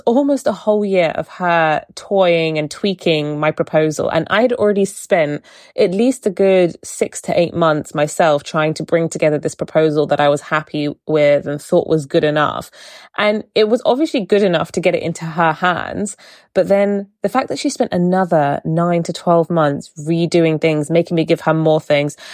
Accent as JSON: {"language": "English", "town": "Portsmouth", "region": "South East England", "country": "United Kingdom", "tie": "born or raised there", "said": "growing up in Portsmouth"}